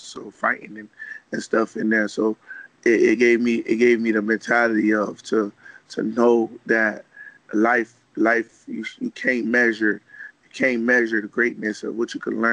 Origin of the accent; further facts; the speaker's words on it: Miami, Florida, United States; I'm the General of my hometown, which is Little Haiti